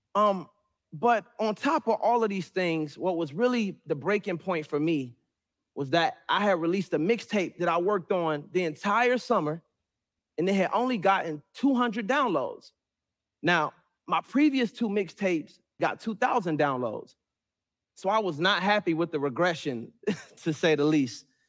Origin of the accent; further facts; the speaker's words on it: Suitland, Maryland, United States; also born or lived in Raleigh, North Carolina; was raised majority in Suitland, Maryland, which made me who I am today